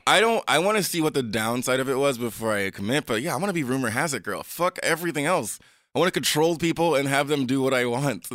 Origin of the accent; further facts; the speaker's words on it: U.S. Virgin Islands; I grew up in the Caribbean, Saint Croix.